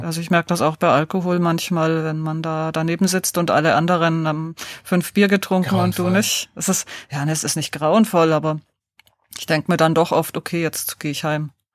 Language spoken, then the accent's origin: German; Deggendorf, Bavaria, Germany; in Niederbayern, in Deggendorf